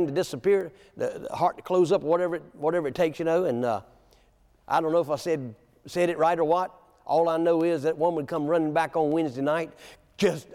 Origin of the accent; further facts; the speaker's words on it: Williamston, North Carolina, United States; moved away; my hometown, Williamson, North Carolina